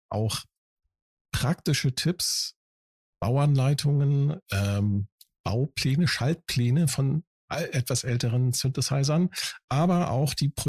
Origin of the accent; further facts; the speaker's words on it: Northern Germany, Germany; wenn man als Norddeutscher, ne, äh, als Plattländler mhm. da ist man das halt nicht gewohnt.